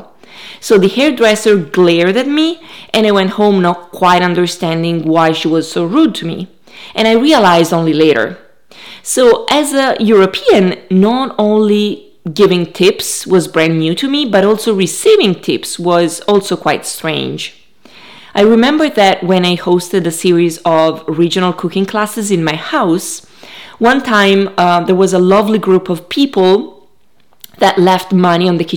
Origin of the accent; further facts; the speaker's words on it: Italy; now in United States; I'm from Italy